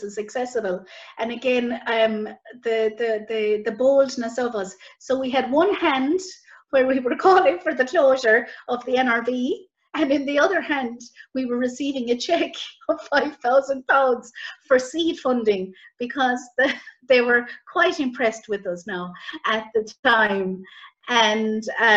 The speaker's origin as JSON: {"language": "English", "region": "County Clare", "country": "Ireland", "tie": "born or raised there", "also_born_or_lived": "Limerick", "said": "we're from Clare, and like there's no transport."}